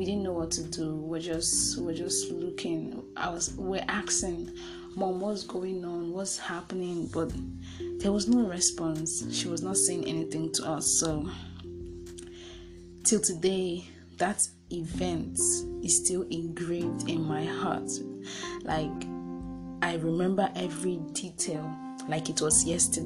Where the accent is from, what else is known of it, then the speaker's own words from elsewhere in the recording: Nigeria; I'm from Nigeria